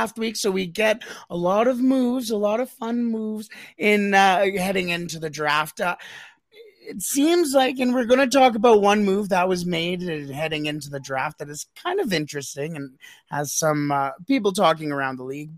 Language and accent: English; Canada; I'm Canadian